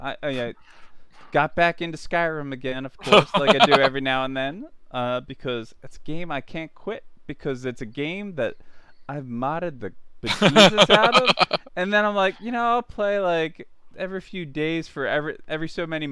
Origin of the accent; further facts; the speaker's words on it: Philadelphia, Pennsylvania, United States; You can tell I'm from Philadelphia because of how I say water